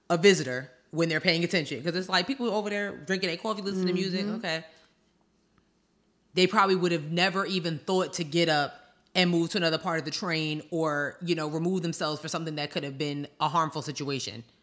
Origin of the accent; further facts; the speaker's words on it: Long Island, New York, United States; I grew up on Long Island.